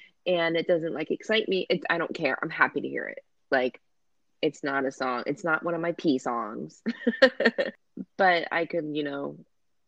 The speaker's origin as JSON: {"language": "English", "country": "United States"}